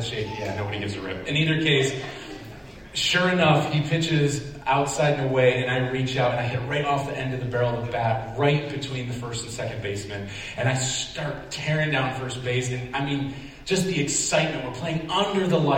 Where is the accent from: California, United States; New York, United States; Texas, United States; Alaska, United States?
New York, United States; Syracuse; I grew up in the Syracuse area